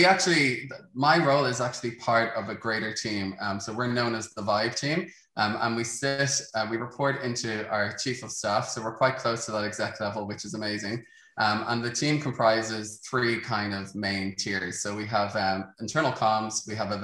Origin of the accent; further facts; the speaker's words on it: Dublin, Leinster, Ireland; I'm from Dublin, Ireland